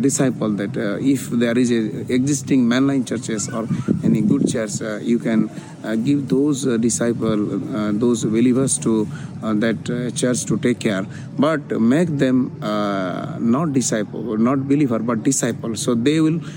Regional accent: Odisha, India; I'm from Orissa

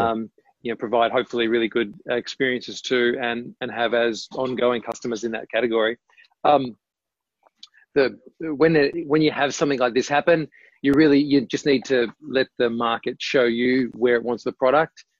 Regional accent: Tasmania, Australia; moved away as an adult; also born or lived in Melbourne; I grew up in Tasmania

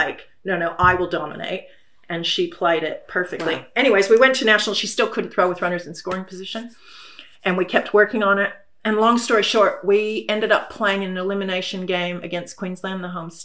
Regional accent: United States; now in Australia; I come from America

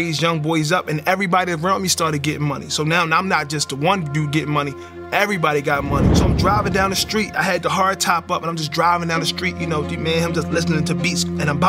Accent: Baltimore, Maryland, United States; growing up in Baltimore, I didn't know how bad it was because I was in it, and it became like the norm. So we grew up in the projects in East Baltimore

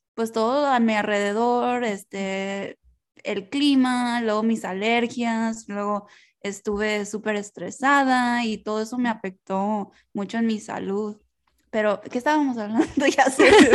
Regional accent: United States; first language Spanish; somos latinas, crecimos en Estados Unidos, y aunque nuestro primer lenguaje fue español

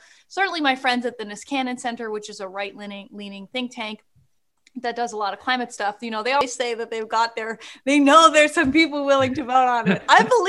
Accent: Canada; But, I know who that is, being Canadian. As

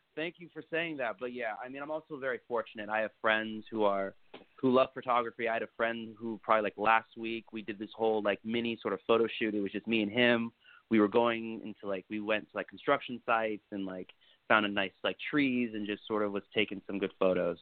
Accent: Naples, Florida, United States; I'm from Naples, Florida

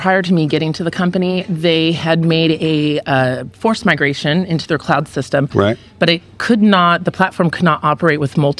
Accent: California, United States; also born or lived in Tennessee; now in Alaska, United States; Originally, I'm actually from California, over the course of my lifetime, I've moved from Tennessee and then eventually found myself in Alaska.

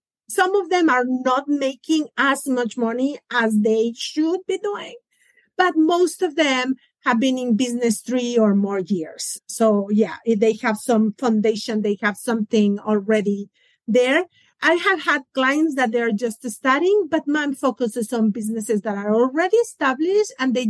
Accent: Mexico; now in Atlanta, United States; I'm originally from Mexico

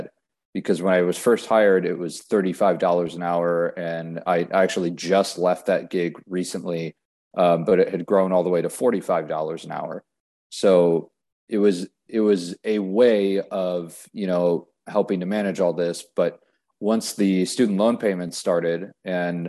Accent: Whitefish Bay, Wisconsin, United States; moved away as an adult; also born or lived in Ohio; now in Winston-Salem, United States; I grew up in Whitefish Bay, Wisconsin, which is a suburb of Milwaukee

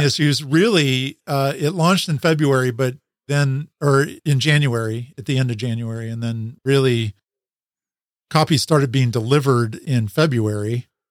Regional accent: Salem, Oregon, United States; moved back, uh, to my hometown where my wife and I, my high school sweetheart that I married, um, where we had grown up

